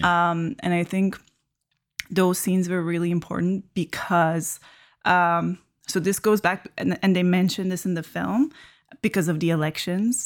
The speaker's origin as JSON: {"language": "English", "country": "Iran", "tie": "born or raised there", "moved": "yes", "lives_now": "Canada", "said": "I grew up in Iran watching so many Iranian media"}